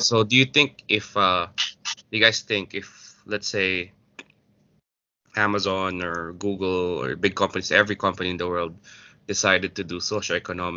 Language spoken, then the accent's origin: English; Philippines; as a Filipino